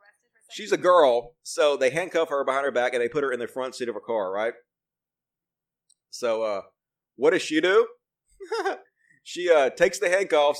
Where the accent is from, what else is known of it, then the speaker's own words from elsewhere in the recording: Mississippi, United States; I'm from Mississippi, dude. I am where I came from.